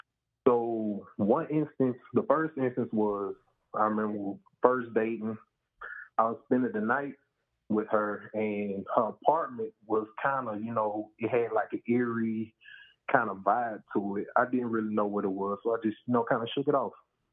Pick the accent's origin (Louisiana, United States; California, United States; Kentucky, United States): Louisiana, United States; I'm from Louisiana.